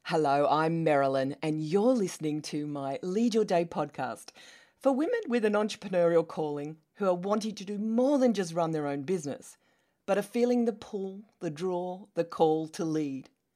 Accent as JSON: {"language": "English", "country": "Australia", "also_born_or_lived": "London, England", "accent": "Australian", "moved": "as an adult", "said": "as you can tell from my accent, I am Australian"}